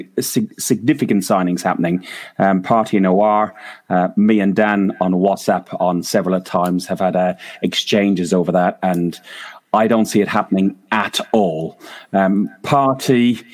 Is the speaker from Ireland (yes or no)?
yes; Ireland; as an Irishman